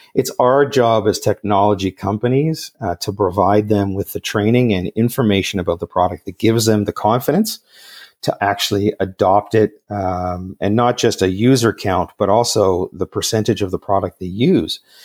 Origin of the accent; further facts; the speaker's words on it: Montreal, Quebec, Canada; moved away as an adult; now in Vancouver, Canada; I grew up in the West Island of Montreal, uh, in the late seventies, early eighties